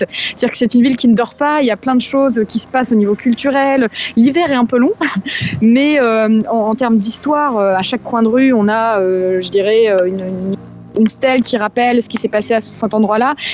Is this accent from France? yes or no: yes; France; moved away as an adult; c'est aussi pour ça que je suis française de l'étranger depuis 8 ans maintenant.